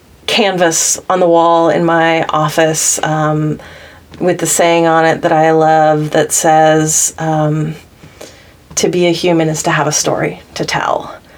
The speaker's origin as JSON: {"language": "English", "region": "the South", "country": "United States", "tie": "born or raised there", "said": "I grew up in the South, but I live in the East Coast, and I've always felt this tension between the two"}